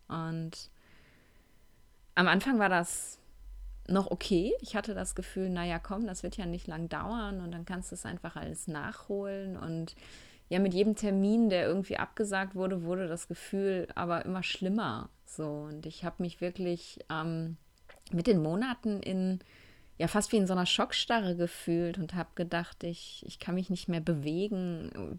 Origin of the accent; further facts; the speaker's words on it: Essen, North Rhine-Westphalia, Germany; moved away as an adult; now in Cologne, Germany; zurück in meine Heimatstadt, zurück nach Essen